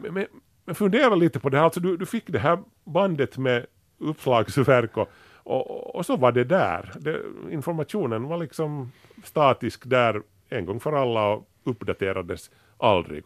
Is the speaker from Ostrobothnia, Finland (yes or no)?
no; Grankulla, Uusimaa, Finland; när vi var unga och bodde i Grankula